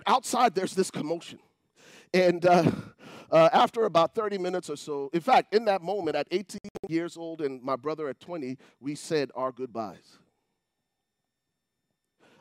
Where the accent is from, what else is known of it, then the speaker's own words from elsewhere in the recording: Liberia; moved away; I come from Liberia